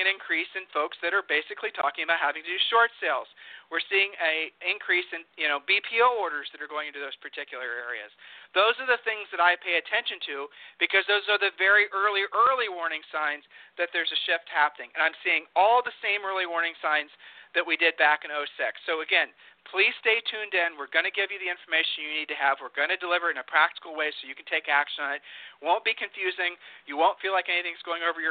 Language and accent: English; Texas, United States; my home state here. Houston